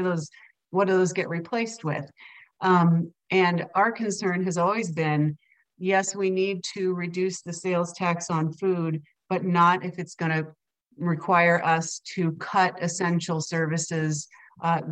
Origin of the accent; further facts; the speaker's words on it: Kansas, United States; I grew up in Kansas